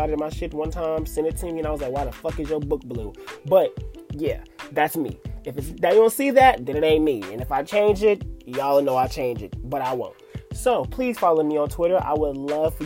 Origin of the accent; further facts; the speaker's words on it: Atlanta, Georgia, United States; moved away as an adult; now in Detroit, United States; I'm originally from Atlanta, Georgia